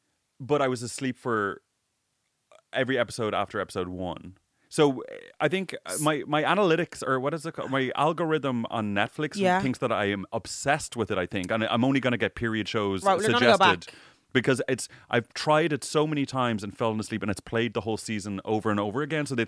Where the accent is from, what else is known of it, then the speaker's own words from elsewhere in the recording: Ireland; I didn't have a great experience growing up in Ireland.